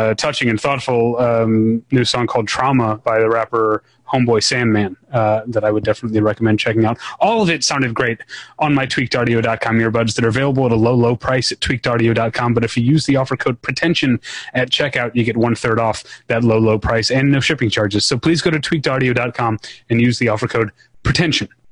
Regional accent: St. Louis, Missouri, United States; my hometown paper, the St. Louis Post Dispatch

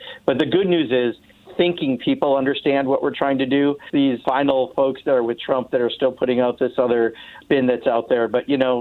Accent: Kenosha, Wisconsin, United States; Kenosha, Wisconsin, which happens to be my hometown

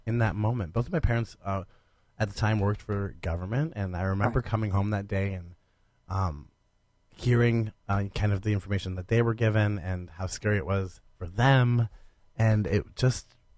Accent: Stark County, Ohio, United States; my hometown in Stark County

